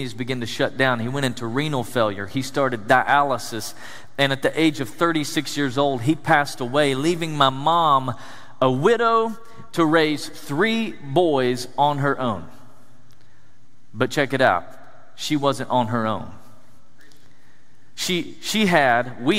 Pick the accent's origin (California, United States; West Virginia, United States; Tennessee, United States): Tennessee, United States; East; I grew up in East Tennessee, the foothills of the Smoky Mountains